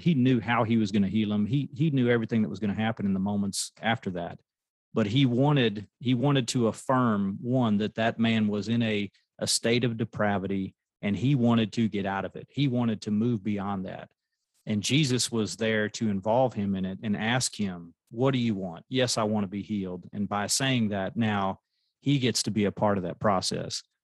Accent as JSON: {"language": "English", "country": "United States"}